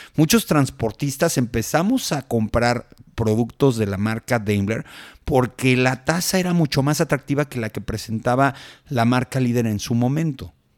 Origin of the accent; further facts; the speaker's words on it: Mexico; como transportistas mexicanos